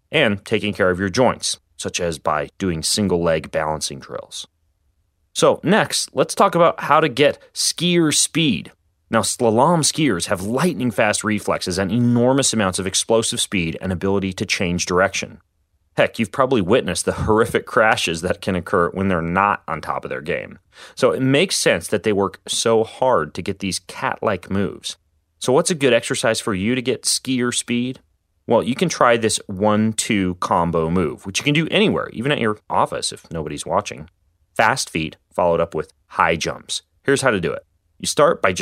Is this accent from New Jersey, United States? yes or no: no; Spokane, Washington, United States; the local ice rink here in my hometown of Spokane, Washington.